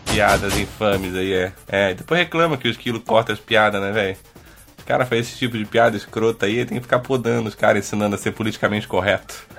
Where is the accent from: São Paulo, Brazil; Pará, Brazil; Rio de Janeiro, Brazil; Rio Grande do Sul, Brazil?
Rio de Janeiro, Brazil; eu nasci, Onde eu cresci no, no, Rio de Janeiro, era na serra era muito úmido